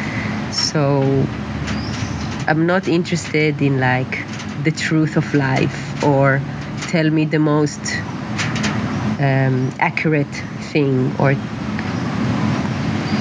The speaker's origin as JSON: {"language": "English", "country": "Israel", "tie": "born or raised there", "also_born_or_lived": "Netherlands", "moved": "as an adult", "said": "growing up in Israel, being an artist"}